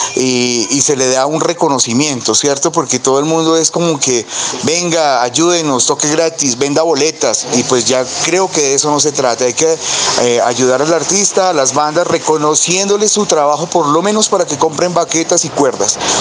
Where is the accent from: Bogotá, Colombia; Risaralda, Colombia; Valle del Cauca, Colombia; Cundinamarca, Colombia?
Cundinamarca, Colombia; Zipaquirá; somos de Zipaquirá